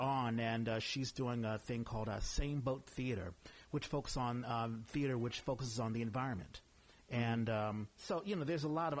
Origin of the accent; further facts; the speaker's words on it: East Coast, United States; I'm from the East Coast